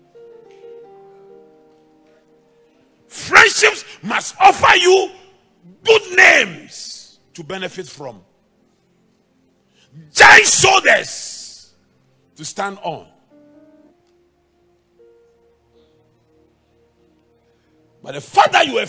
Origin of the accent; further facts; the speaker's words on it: Ghana; English is a second language; also born or lived in Germany; I come from Ghana